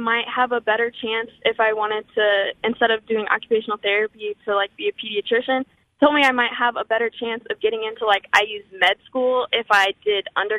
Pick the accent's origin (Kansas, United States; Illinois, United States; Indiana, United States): Indiana, United States; Nashville; I grew up in Nashville, which is like... basically Bloomington.